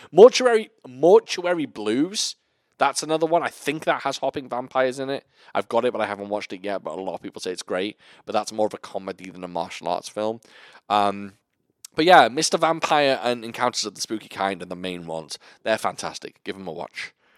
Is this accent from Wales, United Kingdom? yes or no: yes; North Wales, United Kingdom; I come from a small town in North Wales